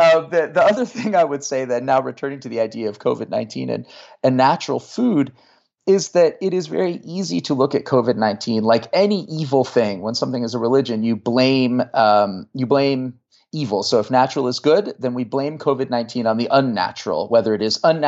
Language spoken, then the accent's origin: English; Marin County, California, United States; now in Virginia, United States; I grew up in Marin County.